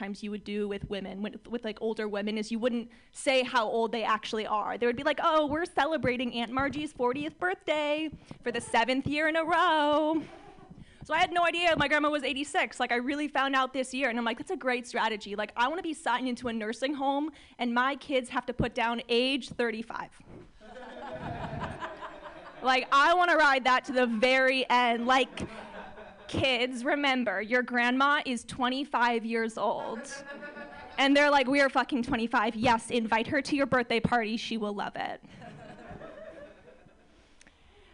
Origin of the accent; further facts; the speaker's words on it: Orange County, California, United States; I'm from Orange County, California.